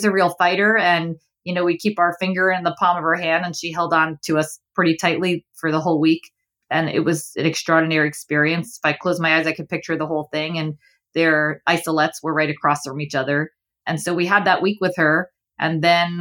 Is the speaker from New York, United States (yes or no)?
yes; New York City, New York, United States; also born or lived in Boston / Ohio; I grew up in Flushing, Queens, and now live in Manhattan. I've been in New York my whole life